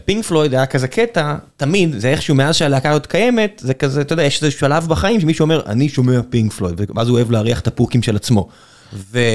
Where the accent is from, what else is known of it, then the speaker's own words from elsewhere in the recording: Beersheba, Southern District, Israel; כבאר שבעי זה מה שאני מכיר מגיל נורא נורא נורא צעיר